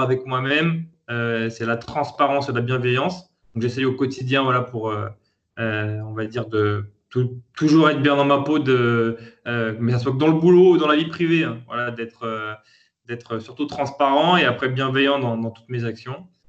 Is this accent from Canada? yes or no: no; Lyon, Auvergne-Rhône-Alpes, France; je suis né à Lyon, euh, fils de commerçants